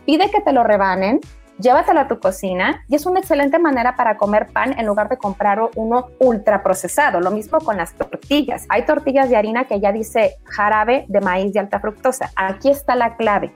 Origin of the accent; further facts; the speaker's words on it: Mexico; como, como mexicanos